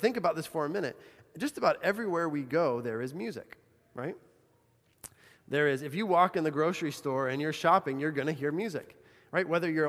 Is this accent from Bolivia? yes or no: yes; Bolivia; I think of growing up in Bolivia.